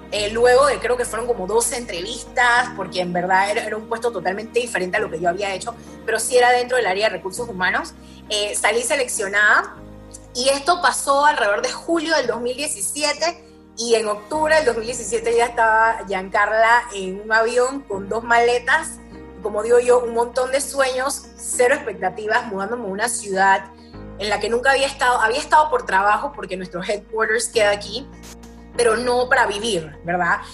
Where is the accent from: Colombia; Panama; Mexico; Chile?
Panama; moved away as an adult; now in Austin, United States; yo vivo en Austin, Texas, eh, pero soy full panameña, 100%.